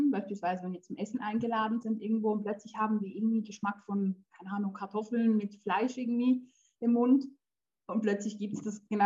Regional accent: Switzerland; born there; also born or lived in Poland; also ich bin in der Schweiz geboren und die ersten drei Jahre meines Lebens waren eigentlich schön.

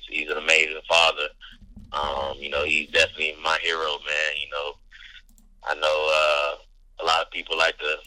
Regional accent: Gastonia, North Carolina, United States; also born or lived in Charlotte; I was born in Charlotte. You know, I still got family in Charlotte. And like, you know, Gastonia, you know, we moved around in Gastonia over the years, growing up

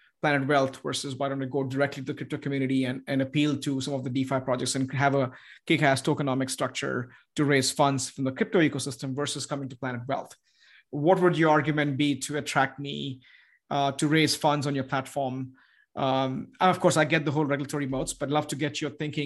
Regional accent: United States; as an American, as who lives in the United States

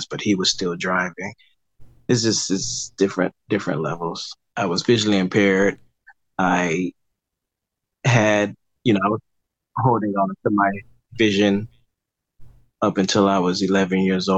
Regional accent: Miami, Florida, United States; now in Fort Lauderdale, United States; I am from Miami, Florida. I was born there, lived there until I was about 28.

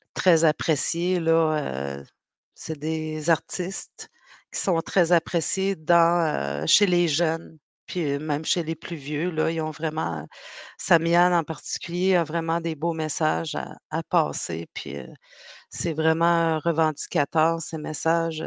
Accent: Pessamit, Quebec, Canada; Je viens de la communauté de Innu de Pessamit

